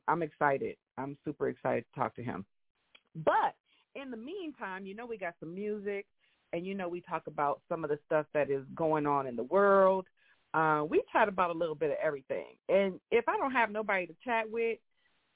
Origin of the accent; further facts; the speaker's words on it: Grand Rapids, Michigan, United States; my hometown of Grand Rapids, Michigan